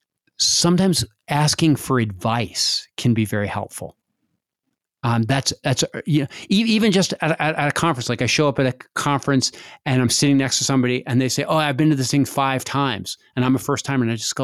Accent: Montana, United States; I was raised in Montana where not many people that from this area were raised.

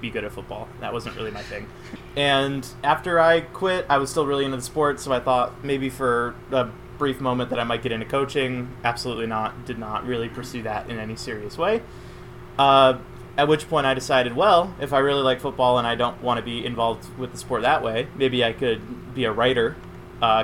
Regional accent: Buffalo, New York, United States; I'm from Buffalo

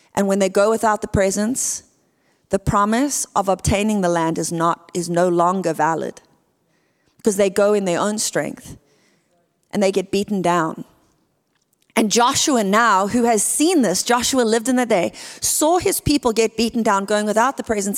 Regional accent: Port Elizabeth, Eastern Cape, South Africa; moved away as an adult; now in California, United States; I am from a place called Port Elizabeth, South Africa

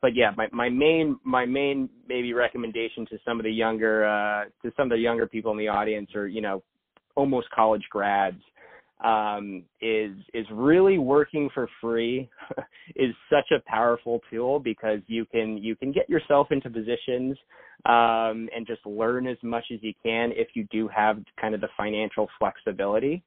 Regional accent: Pasadena, California, United States; at that time, I was commuting from Pasadena to Santa Monica

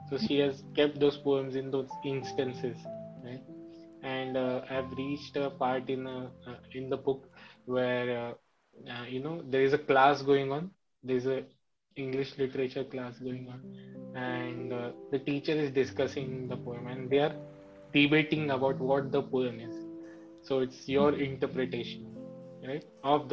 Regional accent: India

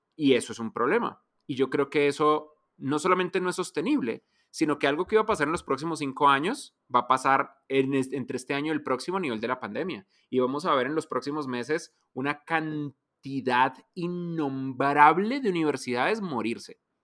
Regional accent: Colombia

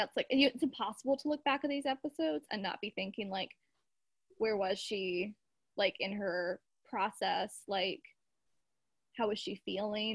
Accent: United States; I'm American

